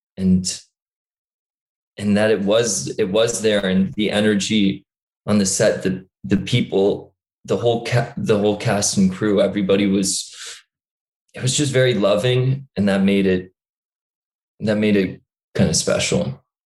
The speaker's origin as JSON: {"language": "English", "region": "New York", "country": "United States", "tie": "born or raised there", "also_born_or_lived": "Dublin", "accent": "American", "said": "I grew up in New York, but a lot of people say I have this kind of Californian stoner accent"}